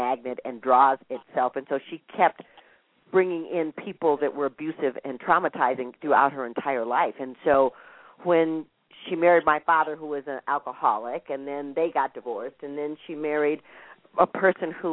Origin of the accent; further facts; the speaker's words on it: Minnesota, United States; I grew up in Minnesota